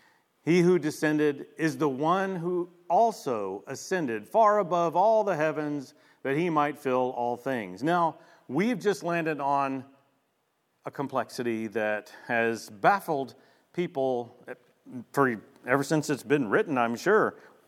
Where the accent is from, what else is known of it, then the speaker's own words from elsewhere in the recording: Shreveport, Louisiana, United States; Now I want to show you an image of a part of my neighborhood that I grew up in Shreveport, Louisiana.